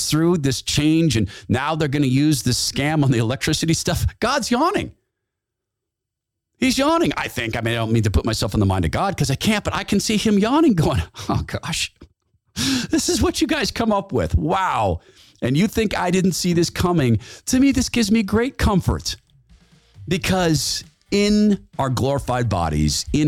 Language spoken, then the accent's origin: English; Washington, United States; moved away; My home state of Washington, the former state of Washington. That's Washington State. Man, I was born in Washington State.